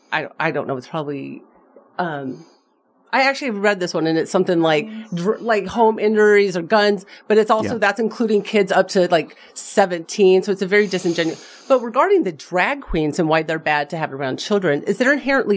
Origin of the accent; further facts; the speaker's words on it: Las Vegas, Nevada, United States; I'm saying this as a 42-year-old woman who's born and raised in Las Vegas.